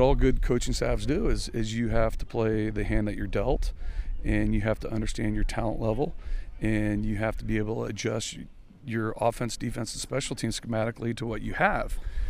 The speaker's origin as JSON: {"language": "English", "region": "California", "country": "United States", "said": "live here in California, which is – I'm originally from California."}